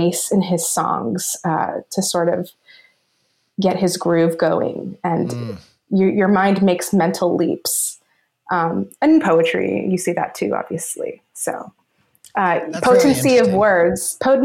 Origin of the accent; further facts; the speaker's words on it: Los Angeles, California, United States; I grew up in Los Angeles. I'm Filipino Egyptian American. I grew up in Los Angeles